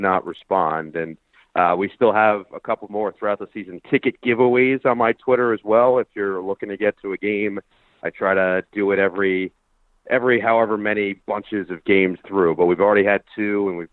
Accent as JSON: {"language": "English", "country": "United States", "tie": "born or raised there", "moved": "as an adult", "lives_now": "Los Angeles, United States", "said": "growing up around the Nets"}